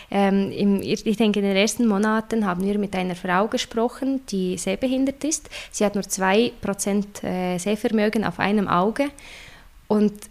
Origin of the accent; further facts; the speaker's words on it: Russia; So oder weißt du, oder ich komme aus Russland und äh, das ist die Situation mit der Barrierefreiheit, mit Zugänglichkeit und allem ist eine ganz andere.